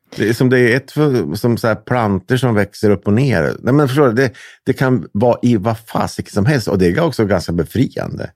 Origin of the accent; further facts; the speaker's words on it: Hudiksvall, Gävleborg County, Sweden; also born or lived in Delsbo; jag är uppvuxen i Hudiksvall och Delsbo